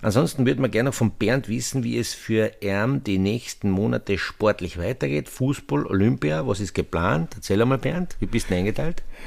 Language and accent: German; Austria; wir in Österreich